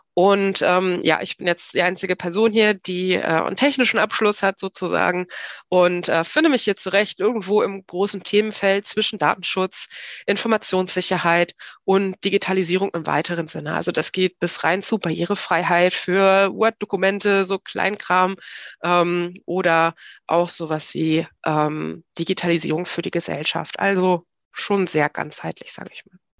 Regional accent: Hanover Region, Lower Saxony, Germany; Ich bin in der Region Hannover aufgewachsen

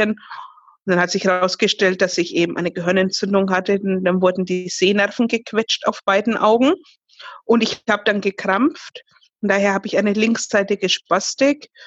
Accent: Fürth, Bavaria, Germany; Ich komme aus Fürth, das ist in Bayern, gleich neben Nürnberg.

